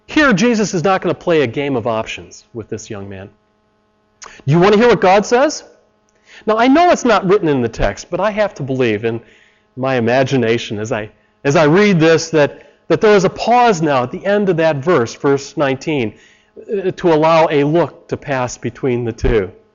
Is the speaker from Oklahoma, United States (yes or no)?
no; Chicago, Illinois, United States; I come from Chicago